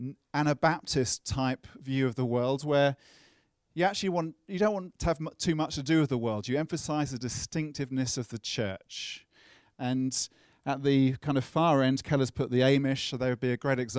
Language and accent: English; United Kingdom; accent: British; my British accent.